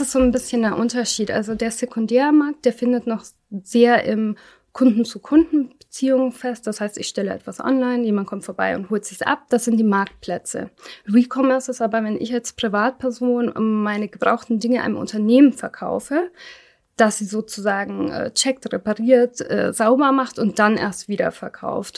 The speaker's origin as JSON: {"language": "German", "country": "Germany", "tie": "born or raised there", "said": "ich bin nicht in Deutschland geboren, war aber noch so klein, als wir kamen"}